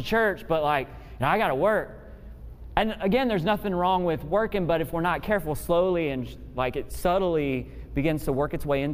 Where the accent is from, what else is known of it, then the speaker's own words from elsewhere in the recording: Memphis, Tennessee, United States; I grew up in Memphis, Tennessee